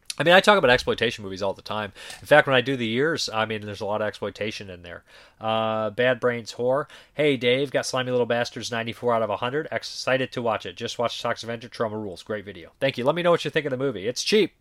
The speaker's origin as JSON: {"language": "English", "town": "Boston", "region": "Massachusetts", "country": "United States", "said": "as a Bostonian"}